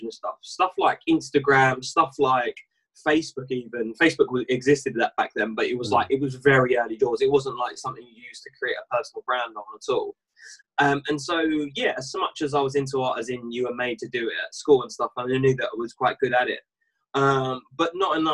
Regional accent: Essex, East of England, United Kingdom; I'm from Essex, and I live in a place called Chelmsford, which is a small town in Essex

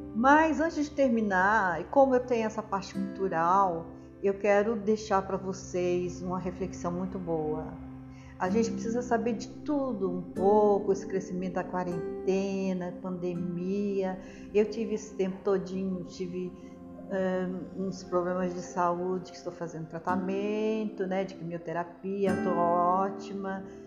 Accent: Brazil; also born or lived in São Paulo; sou brasileiro

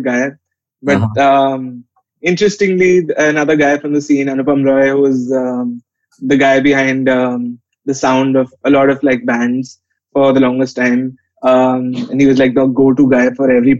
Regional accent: Delhi, India; I've lived in Delhi since the age of six and went to college in Delhi as well.

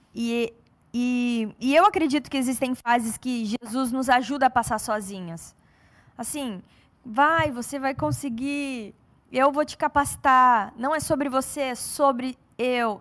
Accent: São Paulo, Brazil; eu sou paulista

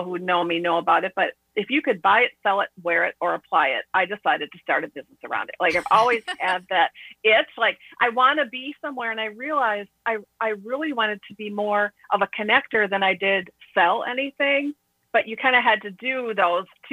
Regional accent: Midwest, United States; I grew up in the Midwest

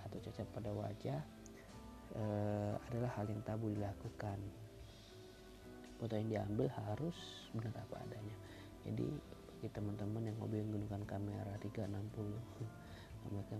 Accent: Tanjung Barat, Jambi, Indonesia; pengen membahas tentang kuliner deh yang ada di Indonesia khususnya di daerah gue di Tanjung Barat Provinsi Jambi

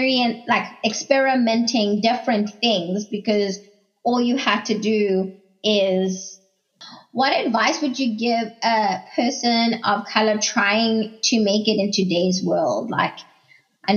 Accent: South Africa; I'm South African

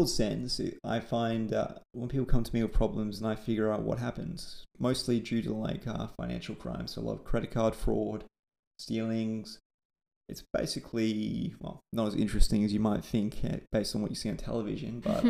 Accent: Perth, Western Australia, Australia; I'm from Perth, Western Australia

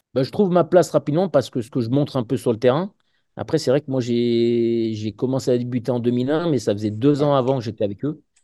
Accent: village near Oullins, Auvergne-Rhône-Alpes, France; j'ai pu rejoindre le, club de mon village à deux ans. Et après, à partir de là, je suis parti à côté du Casco Loulin, qui était, euh, qui était un club qui était très réputé chez les jeunes avant la formation lyonnaise

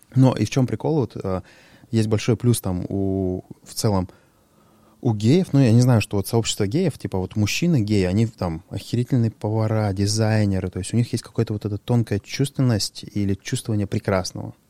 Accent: Sharypovo, Krasnoyarsk Krai, Russia; moved away; also born or lived in Cheryomushki; я там родился в Шарыпово, это там гопнический район

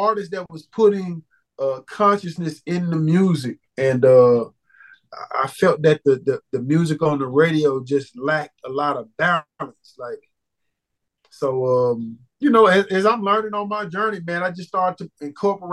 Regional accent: Pine Bluff, Arkansas, United States; mother being a school teacher, I'm from Pine Bluff, Arkansas

